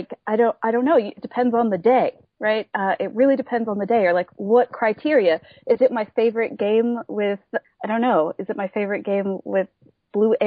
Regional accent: Appalachia, United States; I grew up in Appalachia with bluegrass.

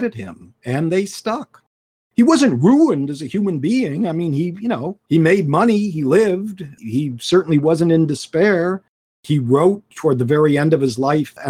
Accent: United States; as an American

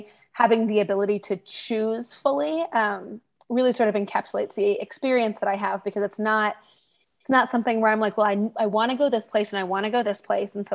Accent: outside DC on the Virginia side, United States; moved away as an adult; I grew up outside DC on the Virginia side

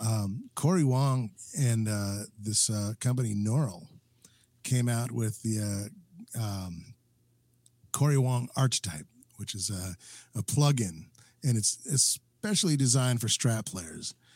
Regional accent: New Mexico, United States; now in Minneapolis, United States; I'm originally from New Mexico

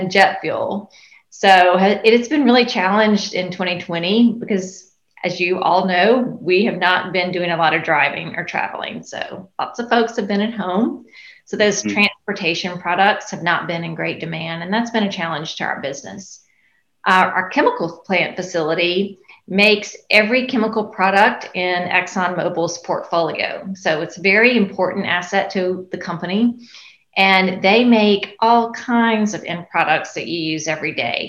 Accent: Baton Rouge, Louisiana, United States; I grew up here in Baton Rouge

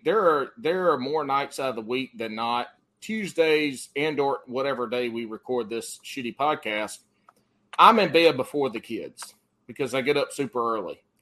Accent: the Carolinas, United States; I grew up in the Carolinas, and I fought wildfire

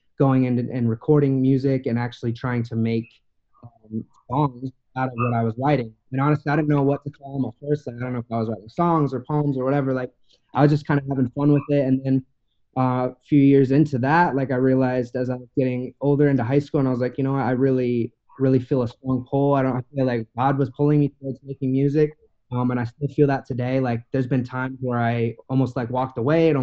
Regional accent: Meridian, Idaho, United States; also born or lived in Fort Hood, Texas / Maui, Hawaii; now in Eagle, United States; we moved to Boise, to Meridian, Idaho, which is right outside

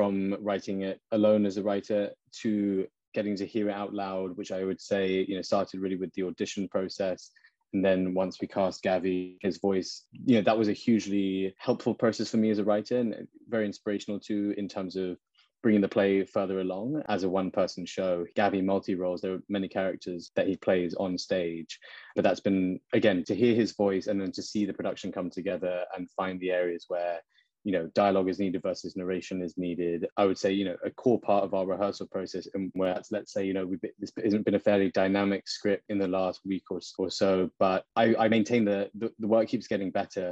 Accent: United Kingdom; I'm a British Indian Muslim man

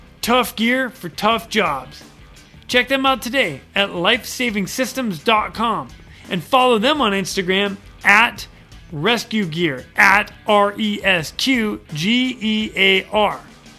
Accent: the South, United States; accent: Southern drawl; I don't sound like I'm from Wicked Boston either, just in case it comes out. {S1} That's it. {S0} That's what military does. Lost the Southern drawl.

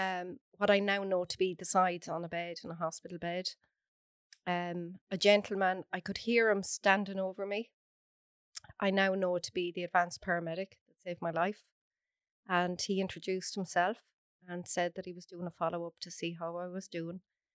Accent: Athlone, Leinster, Ireland

